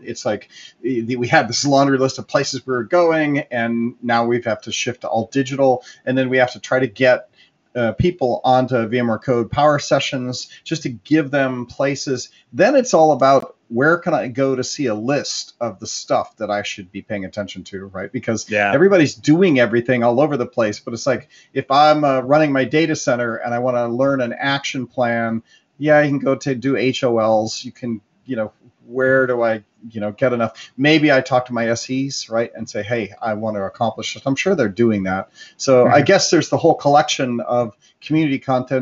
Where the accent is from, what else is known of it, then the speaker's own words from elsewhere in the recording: Cleveland, Ohio, United States; I grew up in Cleveland